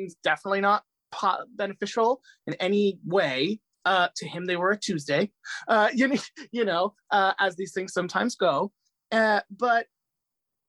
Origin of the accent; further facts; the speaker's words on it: Fairfield County, Connecticut, United States; also born or lived in Medellin, Colombia; I grew up in a small town in Connecticut